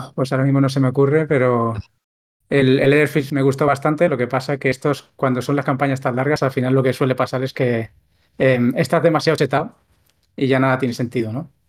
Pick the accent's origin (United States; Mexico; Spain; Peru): Spain; a town outside Barcelona city, Catalonia; mi pueblo, no estoy en Barcelona ciudad, en mi pueblo que hubiera una tienda ya era, ya era muy extraño